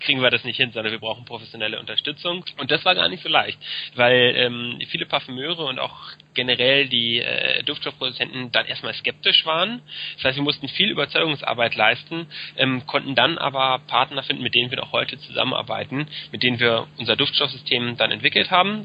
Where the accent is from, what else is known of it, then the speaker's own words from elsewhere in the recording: Berlin, Germany; also born or lived in Frankfurt (Oder); ich bin gebürtiger Berliner, einer der wenigen hier